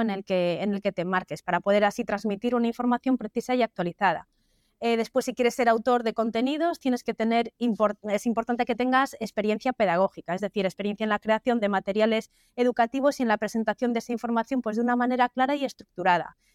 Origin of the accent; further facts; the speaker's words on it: Galicia, Spain; also born or lived in Vigo; todos somos gallegos